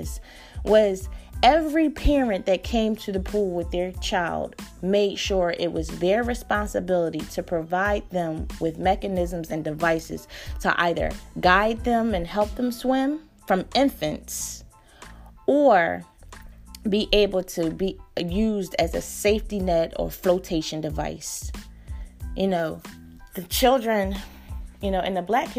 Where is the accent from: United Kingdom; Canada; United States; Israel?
United States; Philadelphia, Pennsylvania; when I grew up in North Philly, in my neighborhood, the pools were crowded.